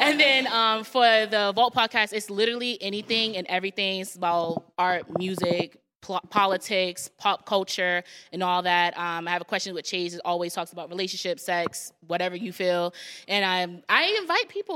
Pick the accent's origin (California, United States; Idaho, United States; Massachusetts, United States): Massachusetts, United States; Avon; I'm gonna say I'm from Massachusetts, but I'll say I'm from the Avon area